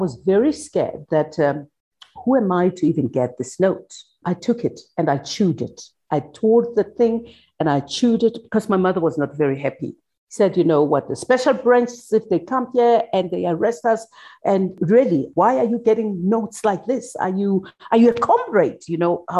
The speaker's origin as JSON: {"language": "English", "town": "Soweto", "region": "Gauteng", "country": "South Africa", "tie": "born or raised there", "said": "growing up in Soweto during apartheid"}